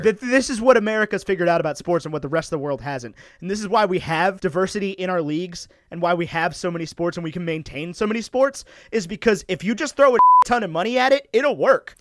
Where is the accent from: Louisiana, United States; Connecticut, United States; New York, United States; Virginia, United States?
Virginia, United States; Roanoke; I grew up in Roanoke, Virginia, which is not a place necessarily known for its pizza